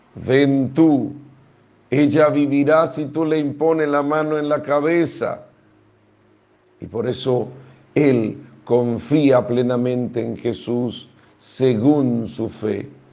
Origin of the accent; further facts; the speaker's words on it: Dominican Republic; todos somos dominicanos